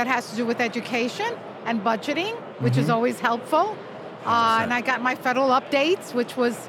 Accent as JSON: {"language": "English", "area": "Long Island", "region": "New York", "country": "United States", "said": "I'm from Long Island, New York. Huh? You can get my accent."}